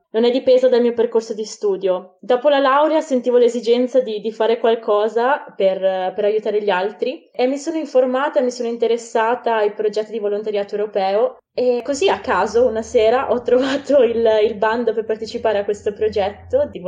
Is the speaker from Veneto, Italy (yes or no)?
yes; Vicenza, Veneto, Italy; moved away as an adult; now in Bologna, Italy; vengo da Vicenza ma in realtà adesso come adesso sto vivendo a Bologna